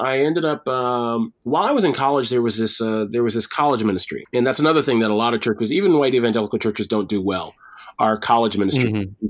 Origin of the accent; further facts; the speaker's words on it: Detroit, Michigan, United States; My childhood was spent all over because my dad was military. But ultimately, I would say, yeah, I'm from Detroit. I should just tell people I'm from Detroit at this point.